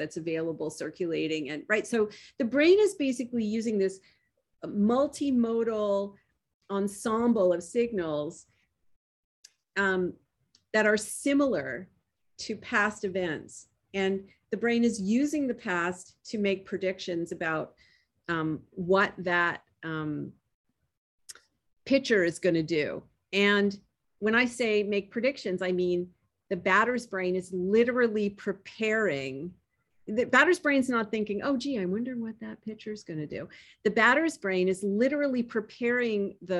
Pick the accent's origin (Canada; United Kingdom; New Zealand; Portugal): Canada; Toronto, Ontario; moved away; I was born in Toronto. I grew up Canadian